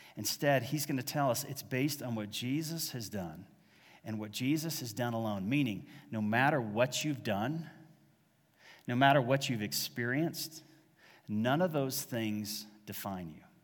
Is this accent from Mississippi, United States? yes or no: no; Dallas, Texas, United States; also born or lived in Massachusetts; I was born in Massachusetts, raised in North Dallas